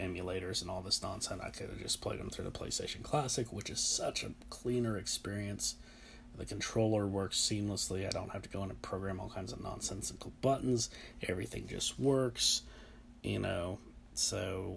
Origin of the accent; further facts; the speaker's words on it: United States; I'm American